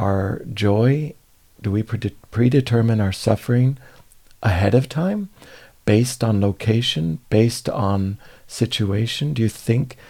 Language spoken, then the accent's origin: English; California, United States; growing up in California